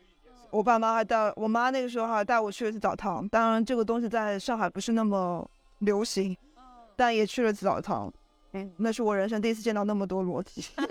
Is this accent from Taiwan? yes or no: no; Shanghai, China; now in Barcelona, Spain; 万幸是巴塞罗那新开了一家小笼包店，而且是我上海人 Uniqlo。